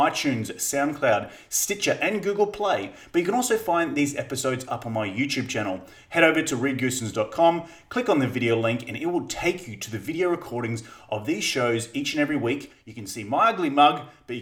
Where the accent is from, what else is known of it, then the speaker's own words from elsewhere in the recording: Australia; I'm Australian